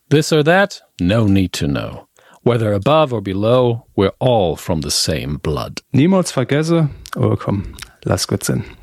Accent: Göttelborn, Saarland, Germany; In, meiner, in meinem Heimatort Göttelborn war ich tatsächlich schon häufiger äh, und im dazugehörigen ja.

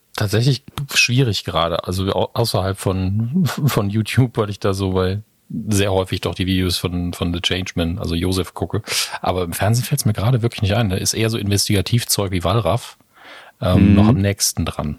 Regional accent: Saarland, Germany; als Saarländer

